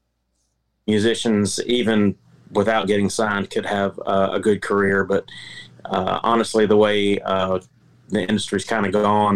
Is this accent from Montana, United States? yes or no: no; North Carolina, United States; moved away as an adult; also born or lived in Nashville / Memphis; now in Texas, United States; I'm a native North Carolinian. I grew up in the Carolinas